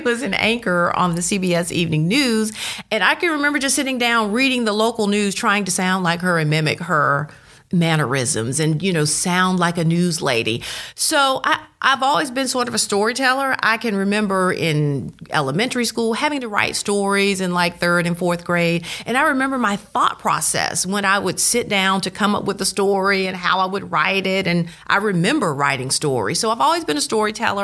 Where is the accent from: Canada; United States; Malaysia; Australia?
United States; Starkville, Mississippi; I was born in Starkville, went through the Starkville School District